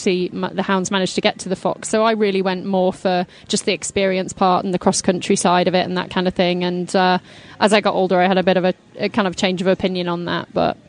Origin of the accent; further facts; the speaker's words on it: Lincolnshire, East Midlands, United Kingdom; now in Kentucky, United States; I grew up in Lincolnshire, which is on the east coast of England. That's actually quite a big area for equestrian and riding and hunting and that kind of thing. So there are a lot of horses in Lincolnshire. I grew up in a very small village with less than 1,000 people